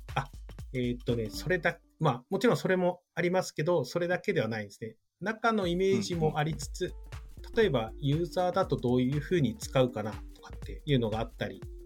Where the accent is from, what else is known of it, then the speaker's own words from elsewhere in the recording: Hokkaido, Japan; moved away; also born or lived in Miyagi; 地元が北海道